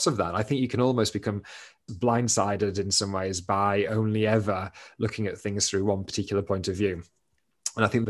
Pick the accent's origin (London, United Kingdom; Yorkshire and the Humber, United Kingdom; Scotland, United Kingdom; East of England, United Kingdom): Yorkshire and the Humber, United Kingdom; Doncaster; moved away as an adult; I am originally from Doncaster